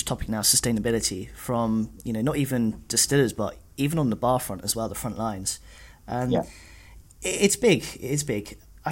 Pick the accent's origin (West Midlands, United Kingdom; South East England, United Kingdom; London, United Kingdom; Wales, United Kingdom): South East England, United Kingdom; Eastbourne and Brighton, Sussex; I'm a Sussex boy myself. I grew up in Eastbourne and Brighton